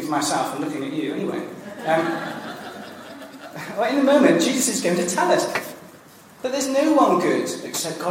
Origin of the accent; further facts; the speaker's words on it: England, United Kingdom; moved away; also born or lived in Wales; I'm English